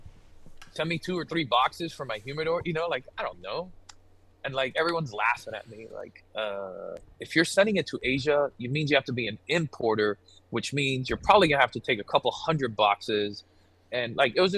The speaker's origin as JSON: {"language": "English", "town": "Miami", "region": "Florida", "country": "United States", "tie": "born or raised there", "also_born_or_lived": "Thailand / Koh Samui / Bangkok", "moved": "as an adult", "lives_now": "St. Petersburg, United States", "said": "born and raised in Miami, Cuban immigrant parents."}